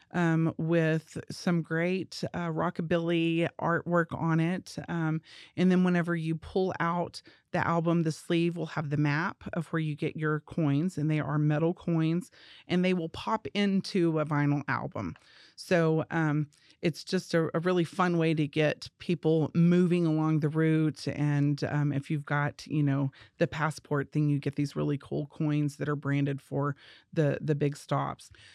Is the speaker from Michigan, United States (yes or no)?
no; Amarillo, Texas, United States; also born or lived in New Mexico; growing up in Amarillo and having family with big acreage